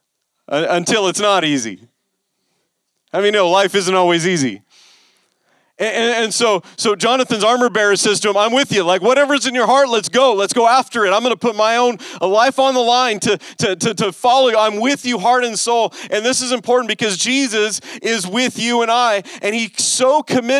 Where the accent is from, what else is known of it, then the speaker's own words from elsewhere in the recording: West Coast, United States; I grew up on the West Coast